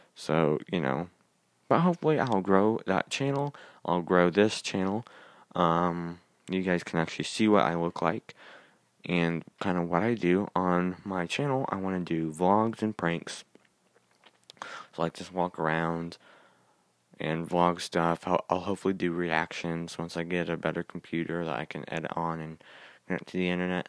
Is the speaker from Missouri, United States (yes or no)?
yes; Kansas City, Missouri, United States; I was born in Kansas City, Missouri